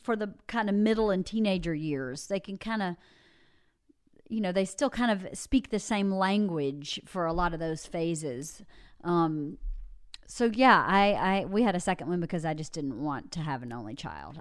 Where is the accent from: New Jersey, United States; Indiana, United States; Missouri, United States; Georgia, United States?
Georgia, United States; born or raised there; moved away